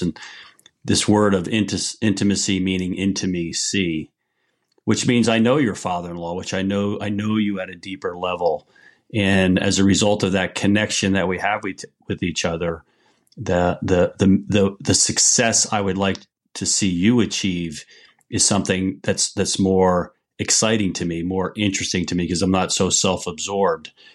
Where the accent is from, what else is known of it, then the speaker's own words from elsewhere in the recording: New York area, New Jersey, United States; moved away as an adult; now in Niles, Michigan, United States; I grew up in New Jersey, New York area, and lived there the first twenty-one years of my life.